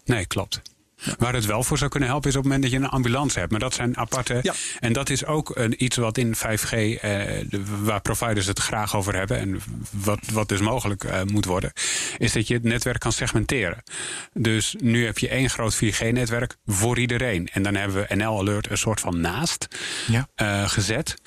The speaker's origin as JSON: {"language": "Dutch", "region": "North Holland", "country": "Netherlands", "said": "ik ben Noord-Hollander"}